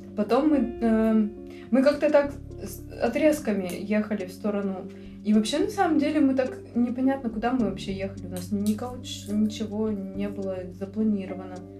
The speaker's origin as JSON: {"language": "Russian", "country": "Russia", "said": "мы тут путешественницы из России"}